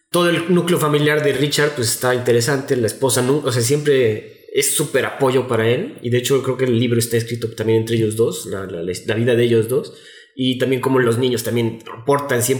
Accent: Mexico; seguimos siendo mexicanos aunque no estemos en nuestra tierra.

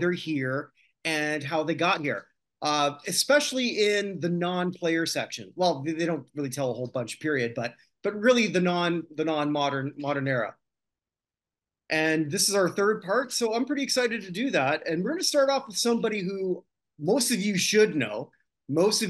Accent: Toronto, Ontario, Canada; growing up in Toronto

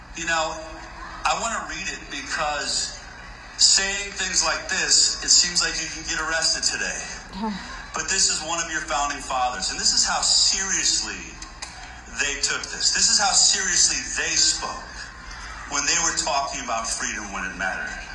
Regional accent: United States; I'm an American.

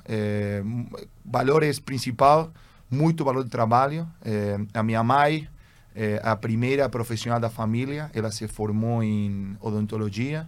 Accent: Buenos Aires, Argentina; Portuguese is a second language; also born or lived in Germany; eu sou argentino. É, eu sou segunda geração de argentino

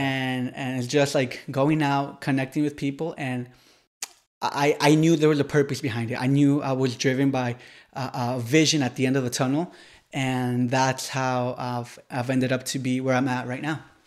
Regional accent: Ecuador; moved away as an adult; also born or lived in United States / Tennessee, United States; now in Miami, United States; I was raised in Ecuador, college in, in, in, in Tennessee. I was born in the United States

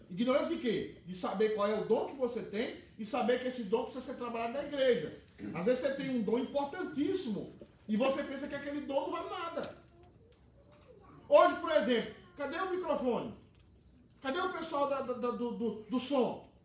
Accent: Northeast Region, Brazil; moved away; Algumas, no Nordeste é assim, em algumas cidades, né? Lá na minha cidade

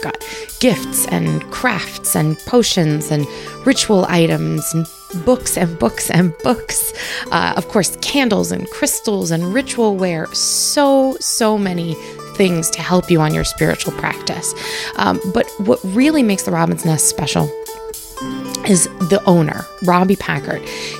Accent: New York, United States; We must have met somewhere. I mean, we grew up in New York at the same time.

